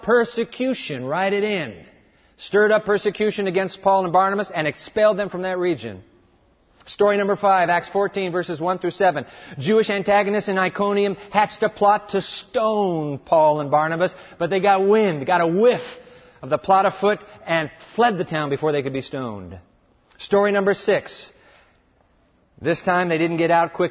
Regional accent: Japan; I was born in Japan

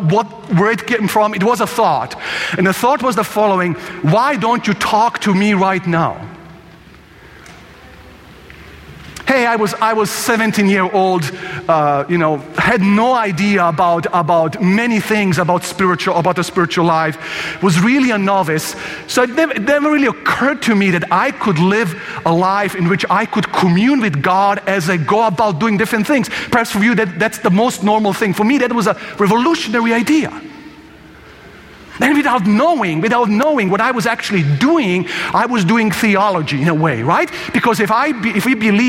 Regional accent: Croatia; I'm from Croatia

